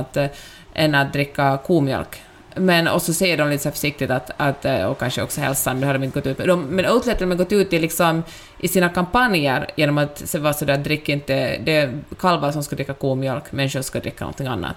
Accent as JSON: {"language": "Swedish", "country": "Finland", "accent": "Finland-Swedish", "moved": "yes", "lives_now": "Sweden", "said": "min finlandssvenska"}